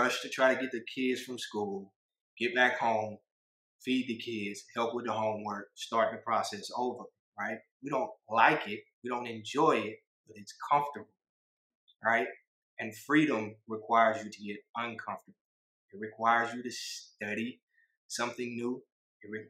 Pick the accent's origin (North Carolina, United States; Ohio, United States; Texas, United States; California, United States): Texas, United States; Houston; I'm from Texas